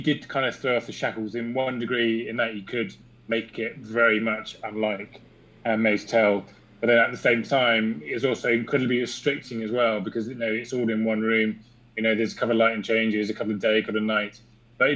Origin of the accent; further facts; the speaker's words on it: England, United Kingdom; as an Englishman